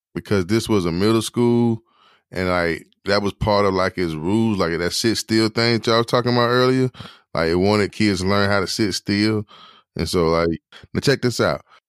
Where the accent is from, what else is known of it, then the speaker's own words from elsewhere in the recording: Durham, North Carolina, United States; I'm from Durham